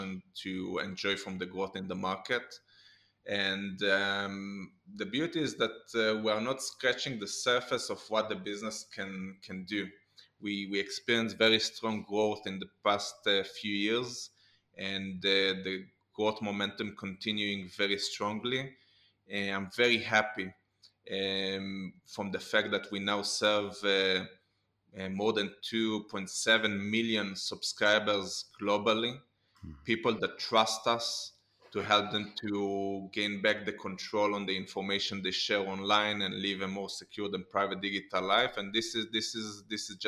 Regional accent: Israel; Growing up in Israel

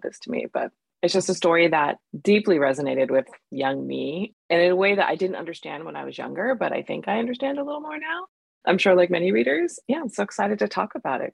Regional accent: United States; growing up as a Pakistani American Muslim

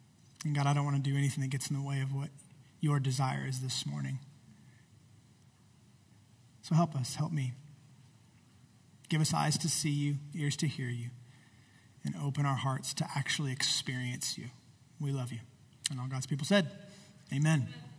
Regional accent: Temecula, California, United States; I grew up here in the Temecula Valley.

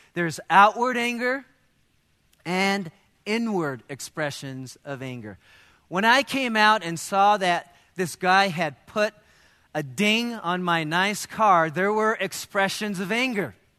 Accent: United States; as Americans

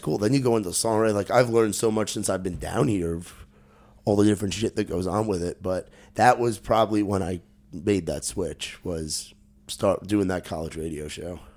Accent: New Jersey, United States; moved away; also born or lived in New York; growing up in Jersey

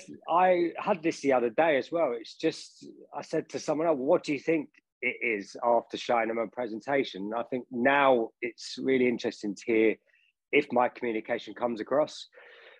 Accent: Harrow, London, United Kingdom; I grew up in Northwest London in Harrow

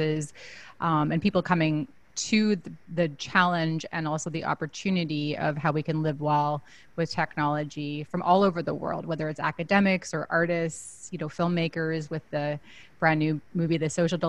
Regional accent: Vancouver, British Columbia, Canada; I'm actually originally from Vancouver in Canada

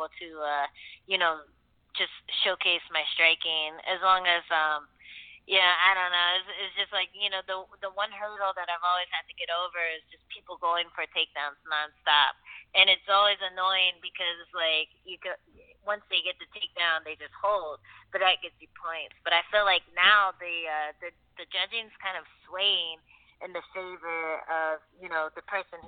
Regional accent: Maryland, United States; moved away; also born or lived in New York; I'm from the East Coast. I grew up in Maryland, and I went to school in New York

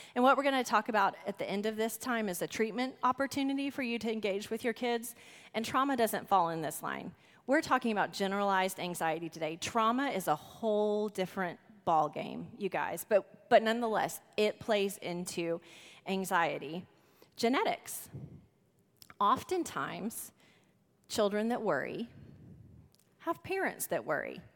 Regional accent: The Woodlands, Texas, United States; We are from the Woodlands, Texas.

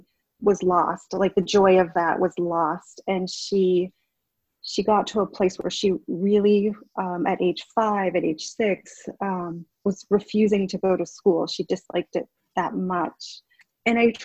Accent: Essex, Vermont, United States; I am from Essex Town, which is part of Chittenden County

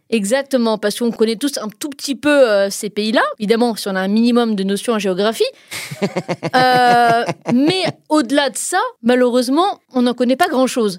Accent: France; chez nous en France

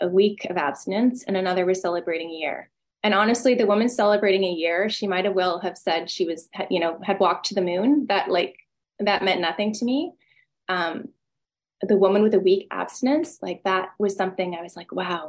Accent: Vancouver, British Columbia, Canada; moved away; I'm from Vancouver originally

